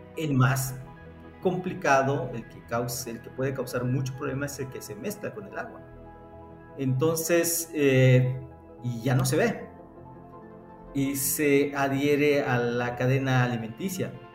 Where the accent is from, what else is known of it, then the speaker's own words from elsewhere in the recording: Yucatán, Mexico; te lo digo como mexicano, como yucateco